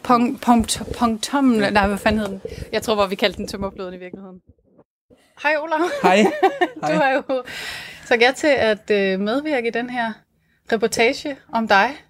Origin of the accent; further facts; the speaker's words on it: Ejby, Southern Denmark, Denmark; jeg er faktisk også fra Fyn